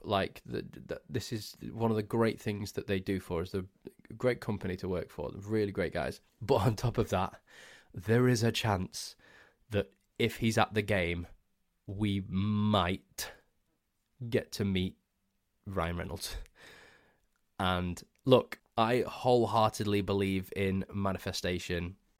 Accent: Crewe, North West England, United Kingdom; my hometown of Crewe

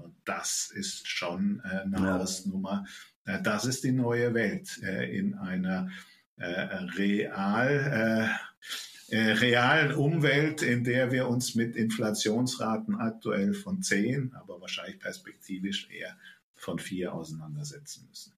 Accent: Germany; bei uns in Deutschland

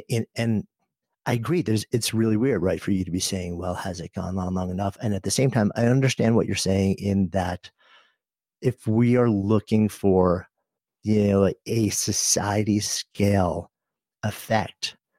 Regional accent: New York City, New York, United States; So as a New Yorker, we got hit so hard and so early.

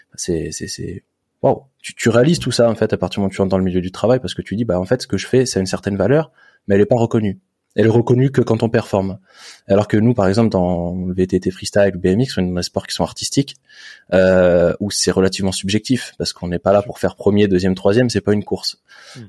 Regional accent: Saint-Germain-en-Laye, Île-de-France, France; je suis né à Saint-Germain-en-Laye.

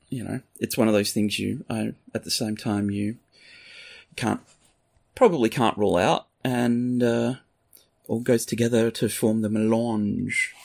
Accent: Australia; moved away; I'm Australian.

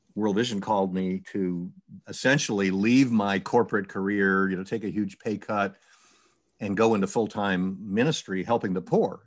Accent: New York, United States; I was from New York.

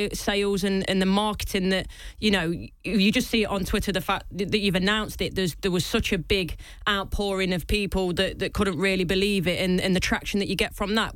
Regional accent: Leicester, East Midlands, United Kingdom; I'm from Leicester myself

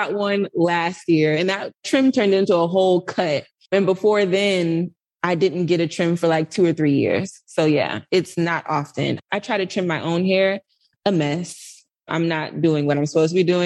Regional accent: Atlanta, Georgia, United States; moved away as an adult; also born or lived in New York; I'm from Atlanta. So this is home for me. This is where my family is.

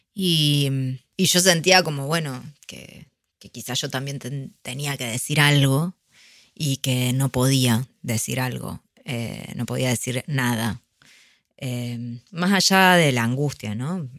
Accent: Argentina; nos caracteriza a los argentinos

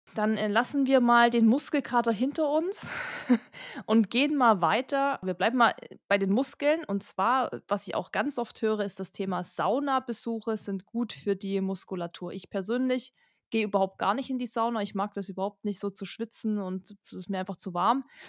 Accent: Kochel am See, Bavaria, Germany; wir kommen ja aus Kochel am See

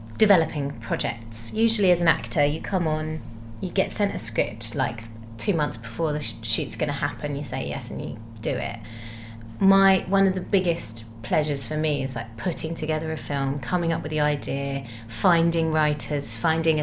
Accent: Gravesend, South East England, United Kingdom; moved away; when I was growing up in Gravesend.

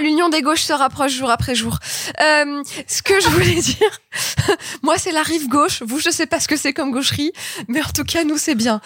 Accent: Grenoble, Auvergne-Rhône-Alpes, France; je suis de Grenoble

